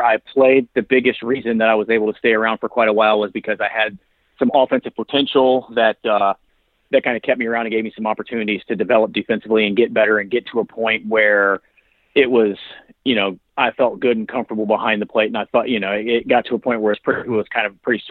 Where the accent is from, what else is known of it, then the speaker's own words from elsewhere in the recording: Indiana, United States; growing up in Indiana